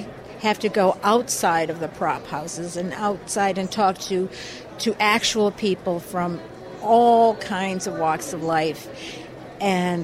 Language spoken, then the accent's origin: English; Detroit, Michigan, United States; moved away; I'm from Detroit, Michigan